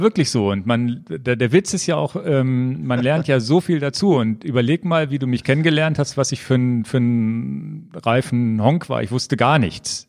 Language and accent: German; Northern Germany, Germany; bei uns in Norddeutschland